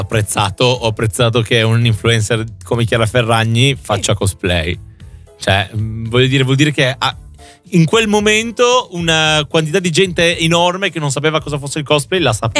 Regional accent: Friuli-Venezia Giulia, Italy; now in Milan, Italy; io che abito in Friuli Venezia, cioè, abito a Milano, però, mm, sono del Friuli

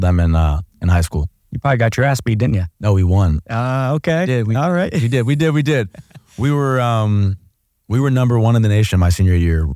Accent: Oak Park, Illinois, United States; moved away as an adult; also born or lived in Columbus, Ohio; I grew up in an area of Chicago called Oak Park, so it's the first suburb off

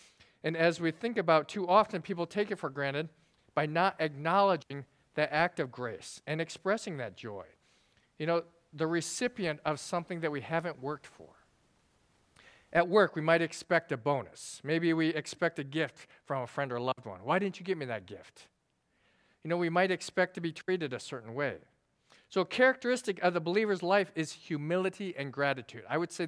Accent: South Korea; born there; Now, I was born in Korea, and if you know me, I'm kind of serious.

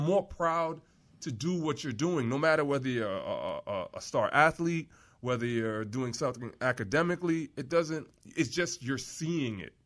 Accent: New York, United States; moved away; Growing up in New York

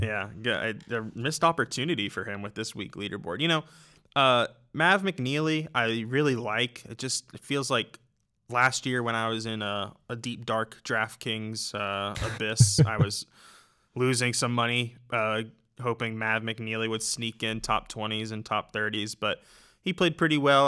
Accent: United States; as an American

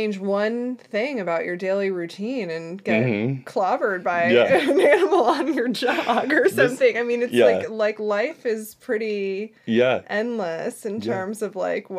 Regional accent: Northeast, United States; moved away; also born or lived in Florida; I'm originally from the Northeast.

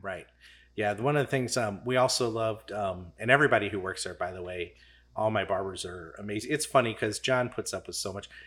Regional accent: St. Charles County, Missouri, United States; I'm from Saint Charles County.

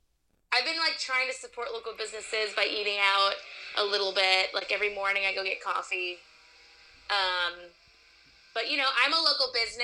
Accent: Midwest, United States; also born or lived in East Coast; now in Los Angeles, United States; So I live in LA. I'm originally from the Midwest and the East Coast, I'll say.

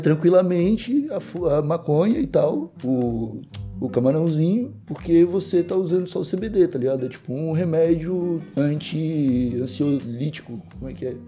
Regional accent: Brazil; moved away as an adult; now in Portugal; eu abri a boca para dar bom dia, eles já sabem que eu sou brasileiro

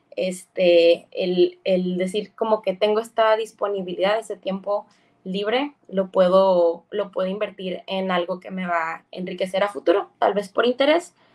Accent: Baja California, Mexico

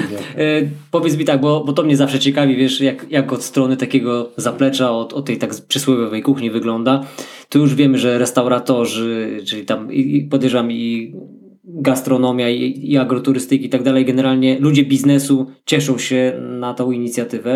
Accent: Bieszczady, Subcarpathian Voivodeship, Poland; moved away; my jesteśmy, no, autochtonami w pewnym sensie. No, ja takim, który z, już wyemigrował stamtąd, no, ale tam się urodziłem

